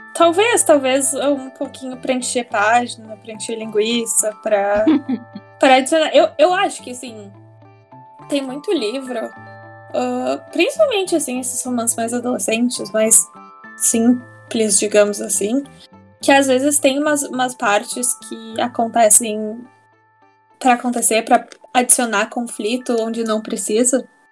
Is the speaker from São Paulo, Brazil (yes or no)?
no; Porto Alegre, Rio Grande do Sul, Brazil; also born or lived in United States; sou de Porto Alegre